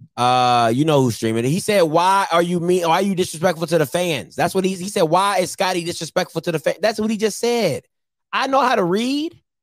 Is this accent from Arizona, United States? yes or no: no; Maryland, United States; I'm from Maryland